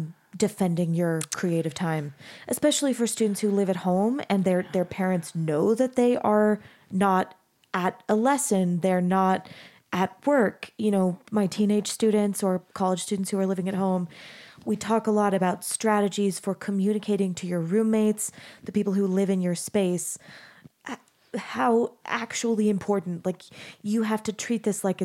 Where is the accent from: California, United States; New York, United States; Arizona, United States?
Arizona, United States; I grew up in Arizona and I do not have a green thumb.